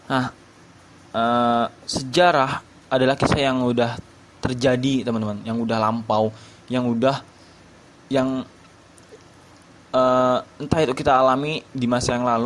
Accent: Subang, West Java, Indonesia; born there; saya lahir di Subang 15 Juli 2001 suku saya Sunda Jawa Barat

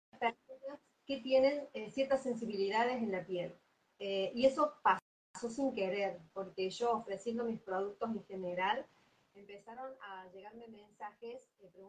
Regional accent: Córdoba, Argentina; En Córdoba. Soy de Córdoba. Así es. Perfecto. Nací acá, yo aquí.

